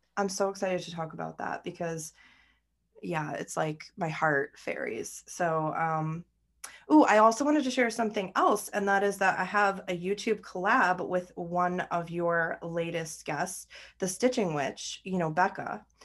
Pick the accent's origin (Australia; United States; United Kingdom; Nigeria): United States; also born or lived in New York; I'm American